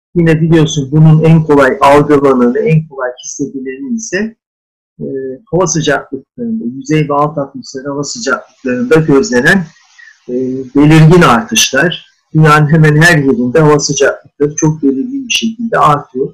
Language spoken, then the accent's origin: Turkish; Hakkari, Hakkari Province, Turkey; 23 e, Haziran 1957 Hakkari doğumluyum.